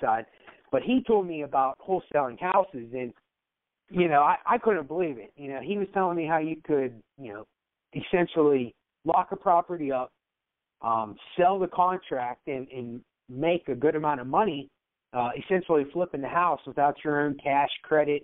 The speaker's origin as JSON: {"language": "English", "town": "Pittsburgh", "region": "Pennsylvania", "country": "United States", "tie": "born or raised there", "said": "I grew up in Pittsburgh, PA"}